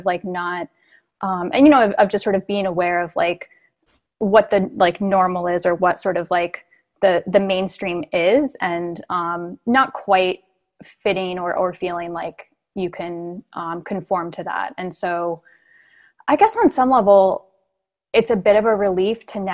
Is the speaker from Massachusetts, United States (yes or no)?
yes; Hamilton, Massachusetts, United States; also born or lived in Los Angeles; I grew up in like a white suburb of Boston